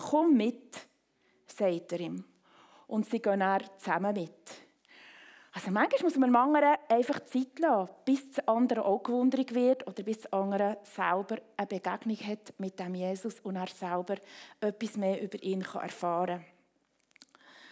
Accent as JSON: {"language": "German", "region": "Bern", "country": "Switzerland", "tie": "born or raised there", "moved": "yes", "lives_now": "Rapperswil, Switzerland", "said": "komme ich aus dem Kanton Bern, bin zu Frau Brunnen aufgewachsen"}